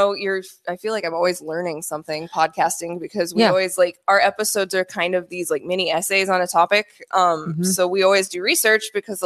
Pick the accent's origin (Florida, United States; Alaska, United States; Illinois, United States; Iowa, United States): Iowa, United States; I'm from Iowa. I'm sorry. I say crick and roof